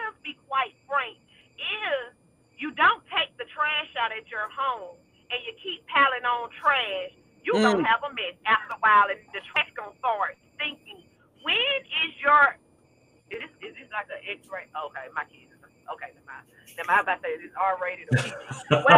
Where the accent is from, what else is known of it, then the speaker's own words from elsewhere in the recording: Atlanta, Georgia, United States; now in Huntsville, United States; I'm from Atlanta, but I stay in Little Huntsville